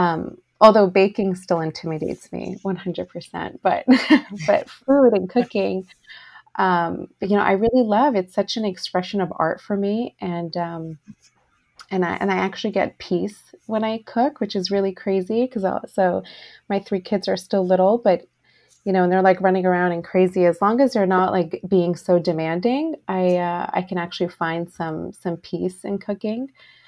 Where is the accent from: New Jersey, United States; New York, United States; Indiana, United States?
New Jersey, United States; moved away as an adult; now in Los Angeles, United States; I came to it a little later in life, actually not until I was married and I moved cross country from New Jersey to LA.